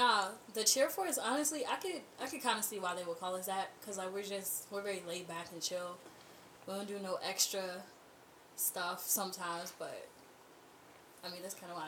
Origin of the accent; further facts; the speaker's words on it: Louisa, Virginia, United States; moved away; I'm from Louisa, Virginia. Graduated Louise County High School in 2016.